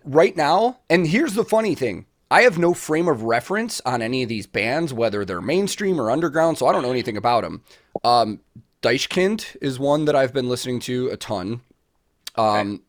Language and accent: English; United States; as an American